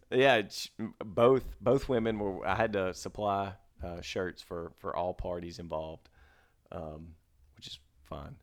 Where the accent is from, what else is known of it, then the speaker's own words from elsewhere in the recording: Mississippi, United States; now in Dallas, United States; I'm from Mississippi